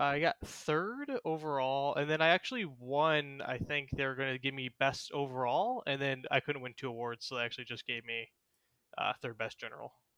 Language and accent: English; Houston, Texas, United States; That's where I live is, is in Houston.